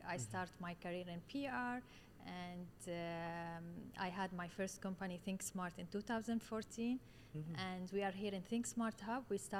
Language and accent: English; Syria; now in Dubai, United Arab Emirates; I came from Syria. I came to Dubai 19 years ago.